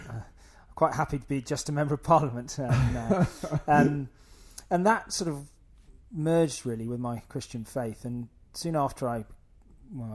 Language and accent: English; North Wiltshire, South West England, United Kingdom; also born or lived in Oxford; I grew up in North Wiltshire in a wonderfully loving home